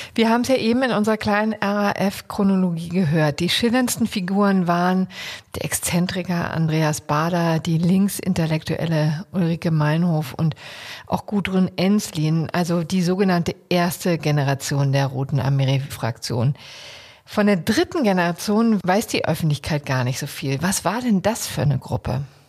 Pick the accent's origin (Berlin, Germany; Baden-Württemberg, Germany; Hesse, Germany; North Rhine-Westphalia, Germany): Berlin, Germany; als Berlinerin